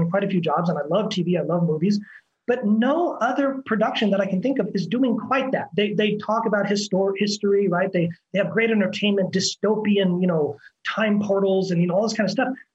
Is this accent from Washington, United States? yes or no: yes; Washington, United States; moved away as an adult; now in Belo Horizonte, Brazil; I'm an actor from Washington State. I've been in Belo Horizonte, Brazil for the last 9 years